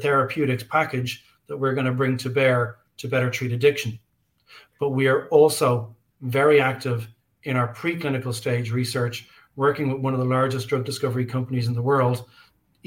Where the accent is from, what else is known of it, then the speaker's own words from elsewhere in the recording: Ireland; I'm an Irish guy.